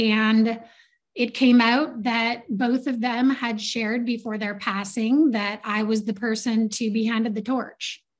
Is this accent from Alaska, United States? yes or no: yes; Southeast Alaska, United States; I grew up in Southeast Alaska with a bunch of fishermen and loggers.